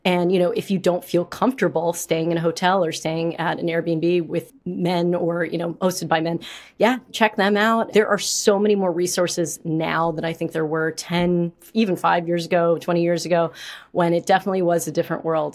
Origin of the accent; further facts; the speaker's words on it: New York City, New York, United States; I'm from New York